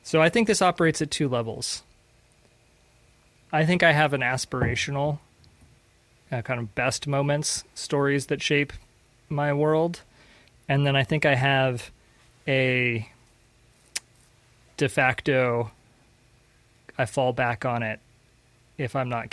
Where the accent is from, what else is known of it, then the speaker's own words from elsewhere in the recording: United States; also born or lived in Panama; as an American living in Latin America